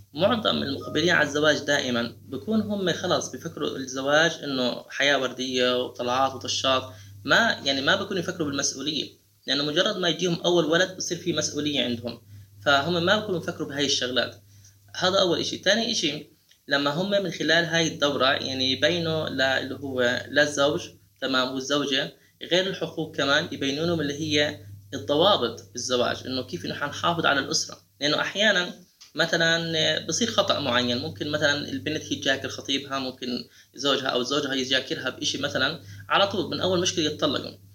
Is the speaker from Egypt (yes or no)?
no; Jordan; عندنا بالاردن